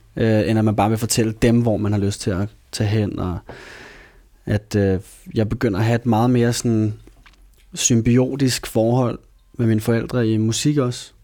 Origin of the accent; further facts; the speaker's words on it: Copenhagen, Capital Region of Denmark, Denmark; jeg voksede op i København. Ja. Hele mit liv